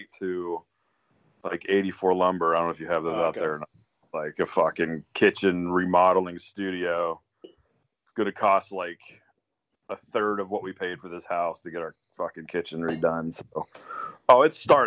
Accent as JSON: {"language": "English", "town": "Altoona", "region": "Pennsylvania", "country": "United States", "tie": "born or raised there", "also_born_or_lived": "Hollidaysburg, Pennsylvania", "said": "technically, Altoona."}